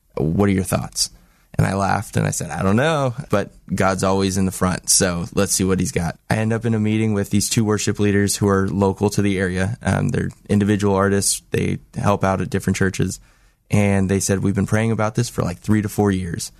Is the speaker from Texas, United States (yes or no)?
no; Los Angeles, California, United States; moved away as an adult; now in Salem, United States; I'm from Los Angeles